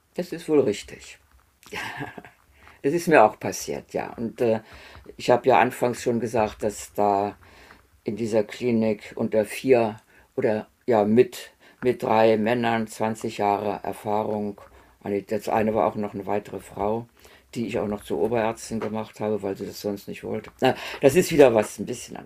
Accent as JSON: {"language": "German", "town": "Göttingen", "region": "Lower Saxony", "country": "Germany", "tie": "born or raised there", "also_born_or_lived": "Erfurt", "moved": "as an adult", "said": "ich bin in Göttingen aufgewachsen"}